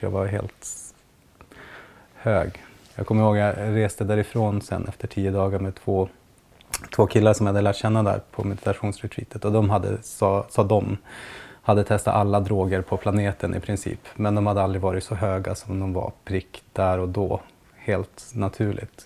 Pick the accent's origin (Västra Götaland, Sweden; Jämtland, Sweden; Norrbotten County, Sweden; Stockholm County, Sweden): Norrbotten County, Sweden; Piteå; jag kommer från Piteå